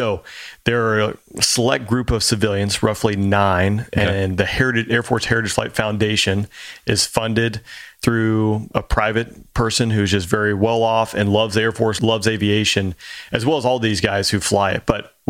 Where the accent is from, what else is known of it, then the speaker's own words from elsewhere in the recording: Georgia, United States; Yeah, so as you mentioned, I grew up in Georgia. I was actually fortunate to grow up in an aviation community